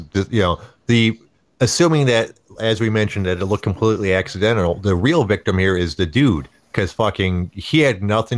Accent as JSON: {"language": "English", "country": "United States", "said": "as an American"}